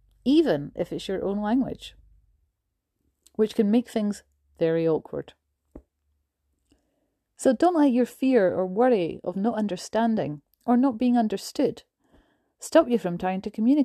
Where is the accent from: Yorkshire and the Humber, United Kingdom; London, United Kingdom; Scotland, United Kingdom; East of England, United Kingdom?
Scotland, United Kingdom; Glasgow; also born or lived in Canada; Take my hometown as an example, the city of Glasgow, and home to the Glaswegian accent.